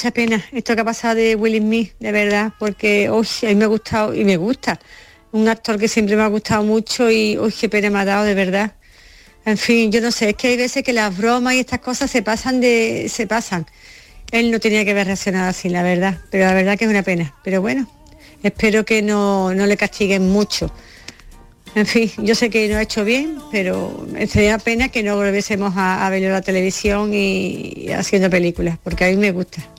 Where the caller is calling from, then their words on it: Carmona, Andalusia, Spain; de Carmona.